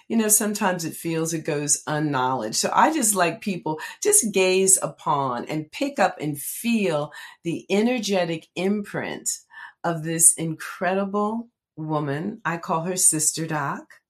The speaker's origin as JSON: {"language": "English", "town": "Red Bank", "region": "New Jersey", "country": "United States", "tie": "born or raised there", "said": "Red Bank is in the house, my hometown"}